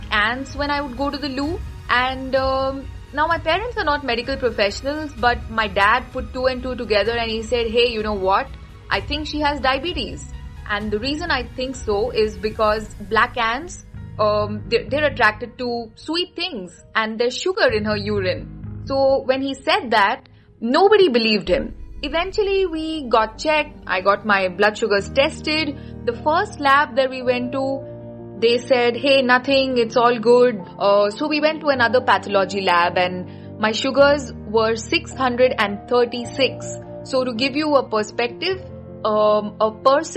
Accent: Mumbai and Pune, Maharashtra, India; I am from Mumbai and Pune.

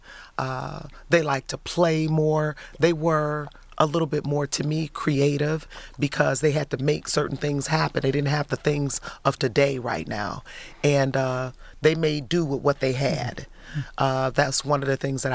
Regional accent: Detroit, Michigan, United States; also born or lived in Highland Park, Michigan; graduated from Kettering High School in Detroit, and lived on the east side all my life

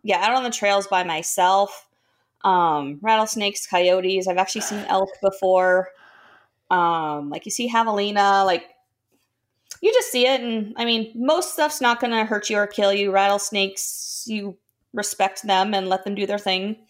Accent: Nebraska, United States; moved away as an adult; also born or lived in Minnesota; I grew up in Nebraska, lived in Minnesota for four years in college.

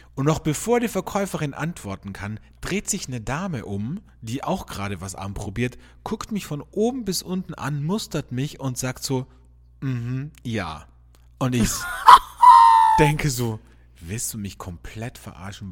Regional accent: border region near Slovenia and Italy, Carinthia, Austria; ich bin ja in der Grenzregion aufgewachsen, also n, sehr nahe zu Slowenien und zu Italien

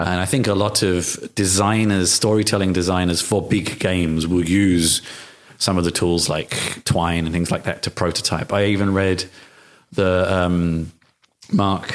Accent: United Kingdom; I grew up in the UK

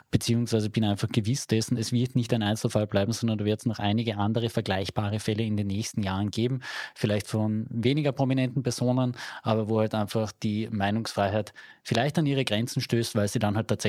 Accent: Carinthia, Austria; bei uns in Kärnten.

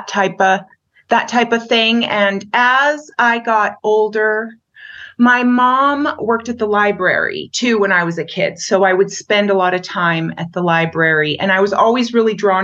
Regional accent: Wrangell, Alaska, United States; now in Montana, United States; I grew up on Wrangell Island in southeast Alaska, and our house was in the woods and on the beach.

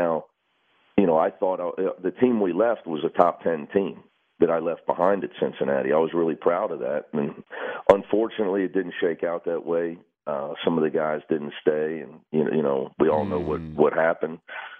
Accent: Coleraine, Northern Ireland, United Kingdom; now in Los Angeles, United States; You know, I grew up in Coleraine, man.

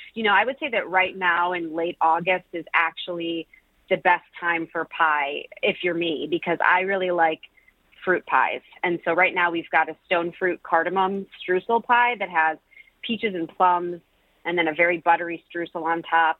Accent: Milford, Michigan, United States; now in Detroit, United States; I grew up in Milford, you know, where I started baking those pies, and I didn't spend as much time in Detroit as a child

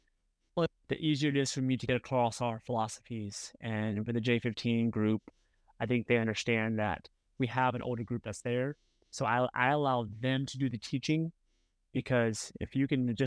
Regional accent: United States; I'm an American coach down there in the Dominican

